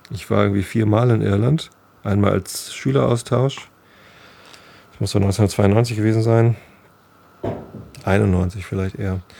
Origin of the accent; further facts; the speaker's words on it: Hamburg, Germany; Ich wohne auf dem Land. Ich bin zwar Hamburger Jung, aber ich bin hier auf dem Lande groß geworden.